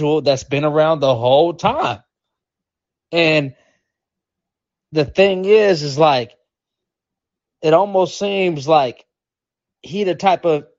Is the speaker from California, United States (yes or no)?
no; Seattle, Washington, United States; I'm from Seattle